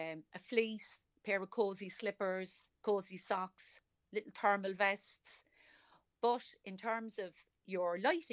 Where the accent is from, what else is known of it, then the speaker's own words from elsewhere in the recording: Cork, Munster, Ireland; accent: Cork; I'm from Cork City.